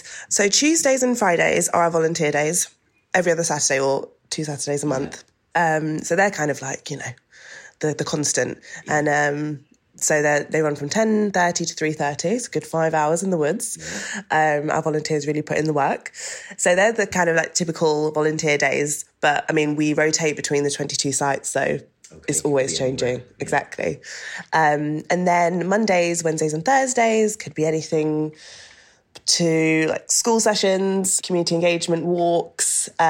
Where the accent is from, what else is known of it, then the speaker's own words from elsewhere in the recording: Doncaster, Yorkshire and the Humber, United Kingdom; born there; because I was born in Doncaster, right, in South Yorkshire, and my dad still lives there.